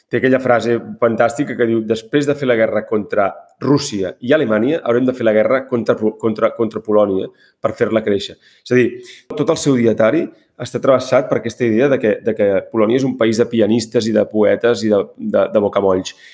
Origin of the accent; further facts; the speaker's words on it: Catalonia, Spain; perquè no som uns desertors, perquè som catalans.